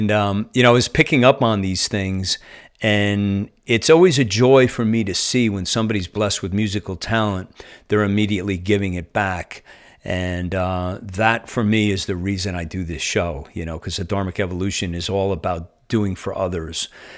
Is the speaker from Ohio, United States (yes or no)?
no; New Jersey, United States; like I'm transplanted from New Jersey and I've been here a little over a year.